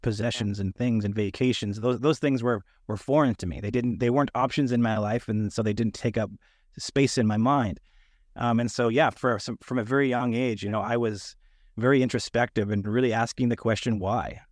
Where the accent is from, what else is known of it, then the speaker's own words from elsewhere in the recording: Canada; moved away as an adult; now in Sunnyvale, United States; I'm a Canadian who's moved to the United States